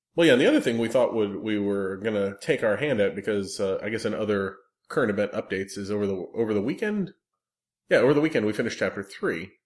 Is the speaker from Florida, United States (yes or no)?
yes; South Florida, United States; I grew up entirely in Florida and South Florida